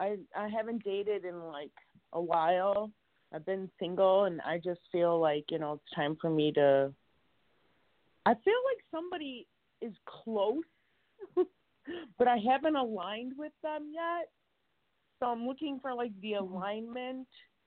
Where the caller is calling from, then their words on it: Chicago, Illinois, United States; I'm calling from Chicago.